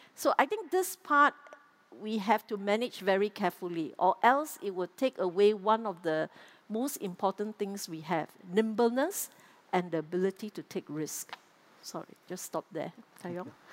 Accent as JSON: {"language": "English", "country": "Singapore", "said": "as Singaporean"}